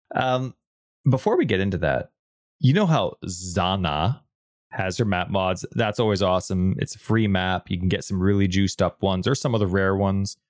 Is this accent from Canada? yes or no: yes; Canada; even though we're Canadian, we do not, uh, speak French either